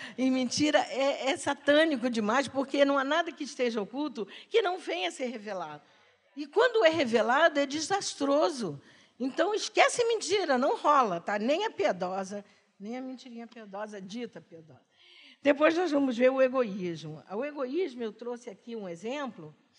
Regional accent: Duque de Caxias, Rio de Janeiro, Brazil; eu morava em Caxias. Nasci lá

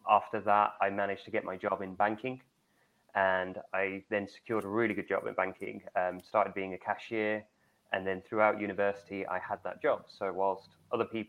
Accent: London, United Kingdom; I grew up in London.

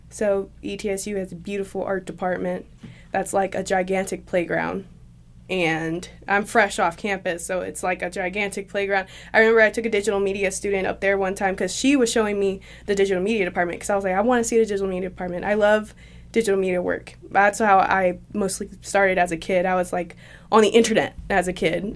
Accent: Shelbyville, Tennessee, United States; now in Johnson City, United States; I was born in Shelbyville, Tennessee.

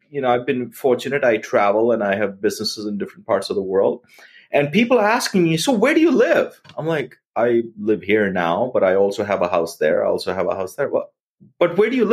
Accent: India; now in United States; growing up in India

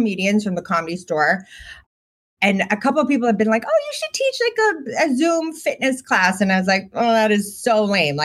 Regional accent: Boston, Massachusetts, United States; I grew up in Boston with like very nerdy parents.

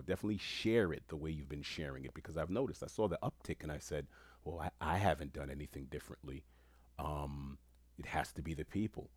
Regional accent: New York City, New York, United States; Where I grew up in Queens

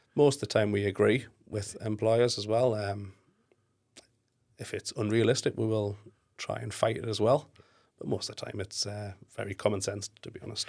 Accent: Newcastle upon Tyne, North East England, United Kingdom; I'm actually from Newcastle, so northeast

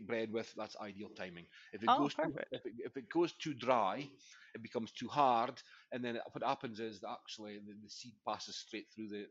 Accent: Aberdeenshire, Scotland, United Kingdom; I'm from Aberdeenshire, brought up on a farm in Aberdeenshire

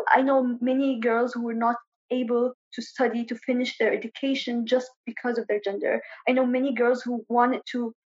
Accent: Sanaa, Amanat Al Asimah, Yemen; moved away as an adult; also born or lived in Ibb, Yemen / Jordan / Lebanon / United Kingdom; now in United States; I am originally from Ib in Yemen, but I was born and raised in Sana'a

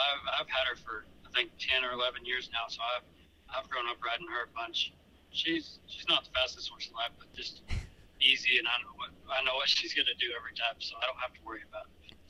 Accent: White Cloud, Kansas, United States; I'm from White Cloud, Kansas.

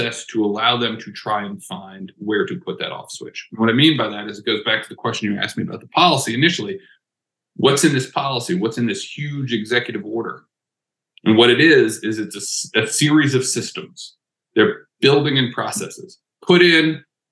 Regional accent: New Orleans, Louisiana, United States; I am from New Orleans, Louisiana

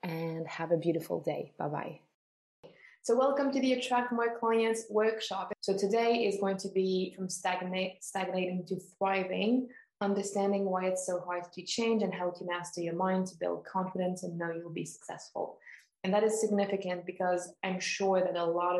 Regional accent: Switzerland; born and raised in Switzerland

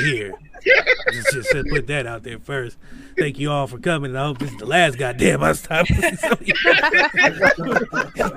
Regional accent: the South, United States; I grew up in the South.

